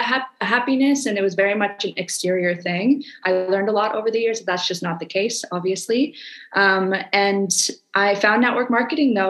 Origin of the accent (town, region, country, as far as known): Canada; now in Indonesia